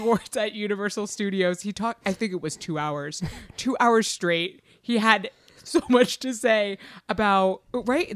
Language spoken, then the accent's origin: English; Massachusetts, United States; moved away; we grew up there, and then we went to college there, and we went to high school there